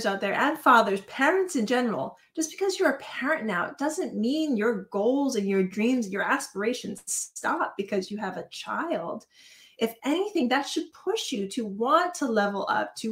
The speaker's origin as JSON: {"language": "English", "region": "Hawaii", "country": "United States", "tie": "born or raised there", "said": "I was born in Hawaii, I am Hawaiian"}